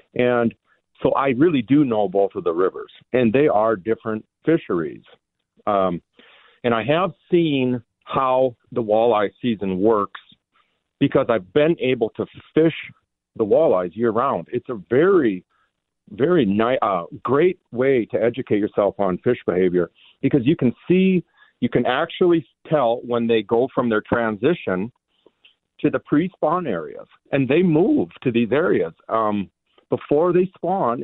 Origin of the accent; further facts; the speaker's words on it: Minnesota, United States; moved away as an adult; now in Wisconsin, United States; I do live in Wisconsin, but I was, you know, I grew up in Minnesota my whole life